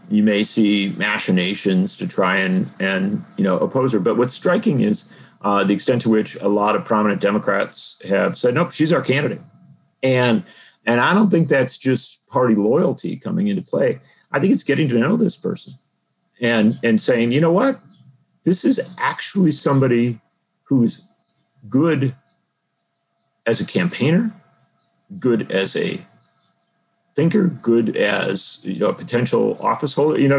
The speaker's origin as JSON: {"language": "English", "town": "Milwaukee", "region": "Wisconsin", "country": "United States", "tie": "born or raised there", "said": "I grew up in Wisconsin, around Milwaukee"}